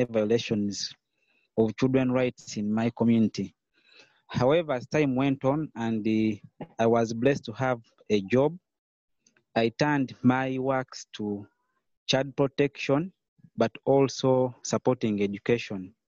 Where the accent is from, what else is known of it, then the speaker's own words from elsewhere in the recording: Uganda; I'm from Uganda. So I'm a Ugandan by nationality.